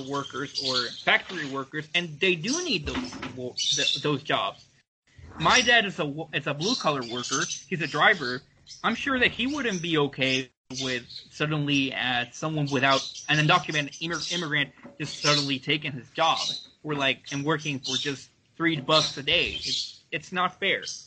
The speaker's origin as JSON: {"language": "English", "country": "United States", "said": "as a Mexican American"}